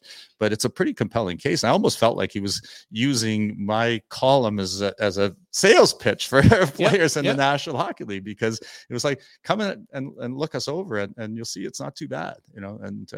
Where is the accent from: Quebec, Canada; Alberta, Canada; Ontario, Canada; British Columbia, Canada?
Ontario, Canada; Toronto; I grew up in I grew up in Toronto, you know, and when, you know, back before merchandising was as popular as it is, you had to go down to Doug Laurie's Sporting Goods in the Gardens.